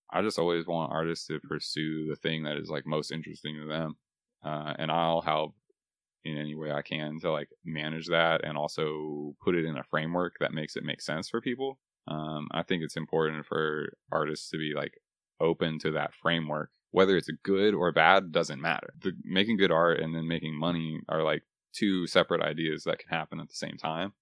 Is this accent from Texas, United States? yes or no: yes; Texas, United States; moved away as an adult; also born or lived in Boston; now in Nashville, United States; I was born and raised in Texas